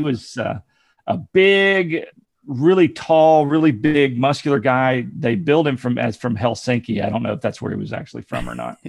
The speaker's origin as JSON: {"language": "English", "area": "near Dayton", "region": "Ohio", "country": "United States", "tie": "born or raised there", "also_born_or_lived": "Alabama / Virginia", "moved": "yes", "said": "I was raised near Dayton, Ohio"}